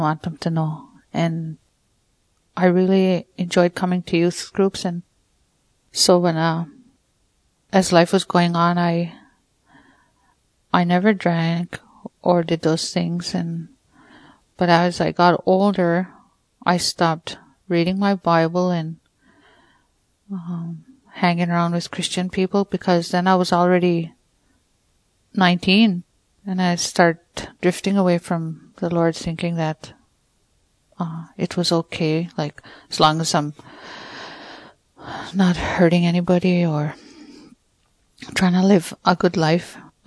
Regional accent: Peguis First Nation, Manitoba, Canada; I'm from Peguis, Manitoba, First Nation. When I was young, growing up, it wasn't easy.

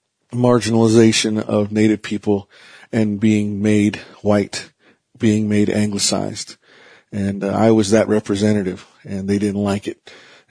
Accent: Vanderwagen, New Mexico, United States; I am Navajo Diné from the Navajo Reservation in Vandewagon, New Mexico.

